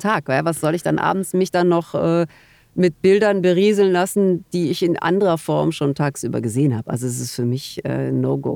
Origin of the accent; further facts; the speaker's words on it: Germany; als Deutsche